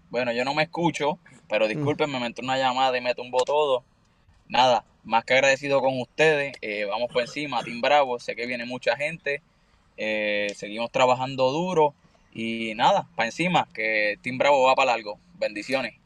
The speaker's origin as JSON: {"language": "Spanish", "country": "Puerto Rico", "said": "nosotros somos de Puerto Rico"}